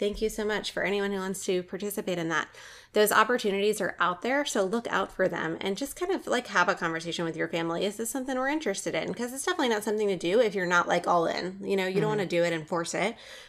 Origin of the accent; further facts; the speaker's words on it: New Orleans, Louisiana, United States; moved away; a lot of our listeners may know that I'm from New Orleans